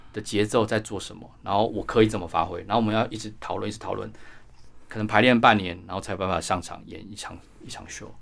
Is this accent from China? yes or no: no; Taiwan; 我们台湾人的英文可能还是没有本土的美